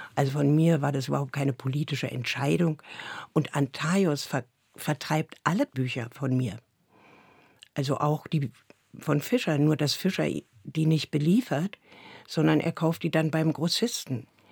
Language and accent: German; Berlin, Germany; Ich bin ja in Neukölln geboren und da die ersten Jahre zur Schule gegangen. Dann ist meine Mutter mit mir in den Osten gezogen